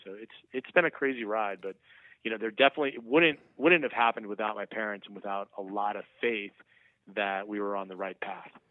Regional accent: Vienna, Virginia, United States; I was born and raised in Vienna, Virginia

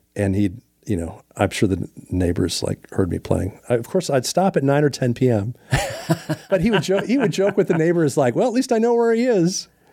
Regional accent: Minneapolis, Minnesota, United States; born or raised there; now in Nashville, United States

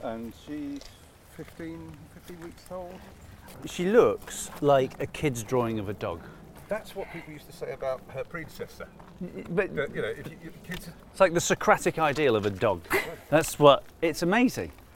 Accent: Manchester, North West England, United Kingdom; also born or lived in Cardiff, Wales; I grew up in Manchester

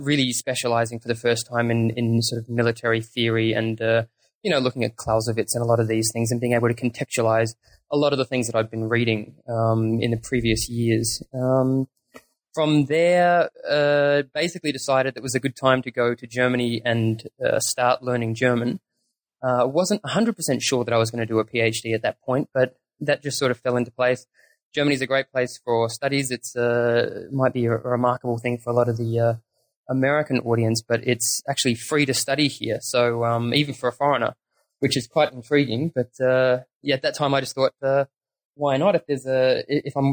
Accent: Australia; also born or lived in New Zealand; I was born in New Zealand, and I moved over there with the family when I was very small. So I grew up in Australia

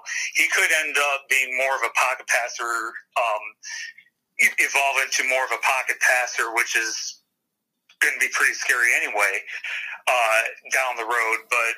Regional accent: Detroit, Michigan, United States; for me as a Lions fan, because I grew up in Detroit

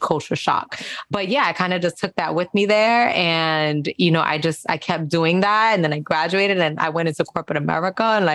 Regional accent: New York City, New York, United States; also born or lived in Spanish Harlem / Park Slope; I grew up in Castle Hill in the Bronx

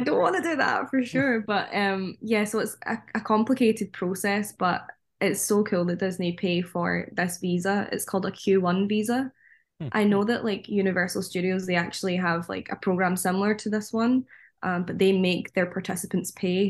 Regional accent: Scotland, United Kingdom; moved away as an adult; us as Scottish people or Northern Irish people or Welsh people

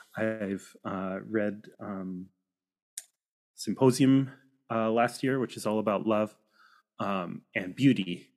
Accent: Washington, United States; also born or lived in coastal British Columbia, Canada; now in 100 Mile House, Canada; I grew up on the West Coast uh, in the Pacific Northwest in uh, Washington State

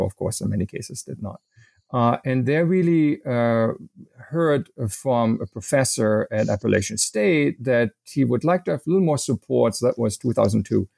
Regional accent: western Germany, Germany; English is a second language; moved away as an adult; now in United States; I am not born in the United States, but also, in fact, from Germany, even from the western part. I've been here for about 25 years

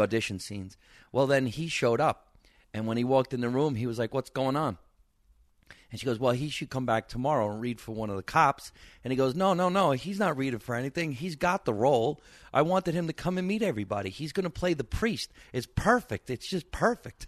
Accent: Jersey Shore, New Jersey, United States; moved away as an adult; now in Los Angeles, United States; Nice Italian kid from New Jersey, growing up in the basement with mom

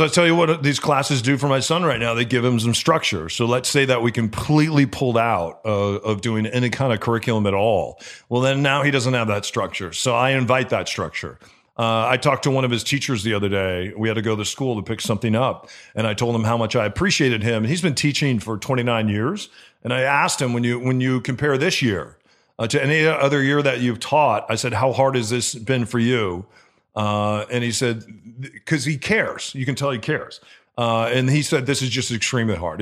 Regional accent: Gurnee, Illinois, United States; now in Seattle, United States; where I grew up in Gurnee, Illinois

